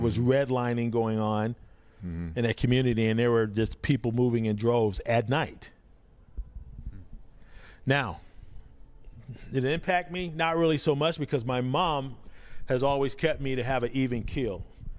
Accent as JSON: {"language": "English", "town": "Chicago", "region": "Illinois", "country": "United States", "tie": "born or raised there", "moved": "as an adult", "lives_now": "Waukesha, United States", "said": "So growing up in the South Side, predominantly a changing community, whites were moving out of the South Shore area. Blacks were moving in. My block was about 60-40 black, 60-40 white."}